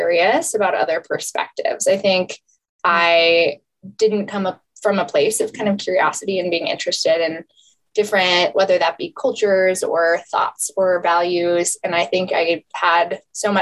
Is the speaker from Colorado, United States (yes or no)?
yes; just north of Denver, Colorado, United States; I grew up 20 minutes from where I'm sitting now in just north of Denver, and we're based in Denver.